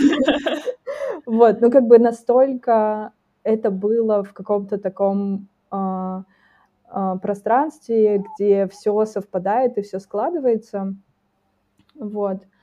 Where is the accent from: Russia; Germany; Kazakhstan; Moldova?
Kazakhstan; Taldykorgan, Jetisu Region; в Талдыкургане, например, например, это мой родной город